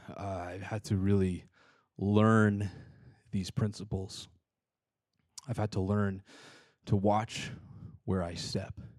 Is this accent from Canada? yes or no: yes; British Columbia, Canada; moved away; I lived in British Columbia, Canada. I'm Canadian